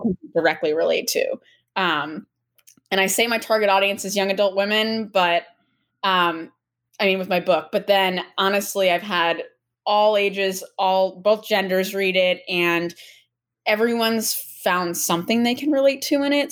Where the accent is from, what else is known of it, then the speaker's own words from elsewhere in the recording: Medfield, Massachusetts, United States; now in Brookline, United States; I am actually from Medfield, Massachusetts, which is like 45 minutes outside the city.